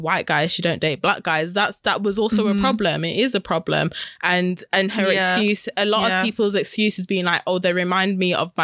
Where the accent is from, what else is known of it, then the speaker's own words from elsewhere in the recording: United Kingdom; growing up Black British, we are very much in proximity of British culture because we're British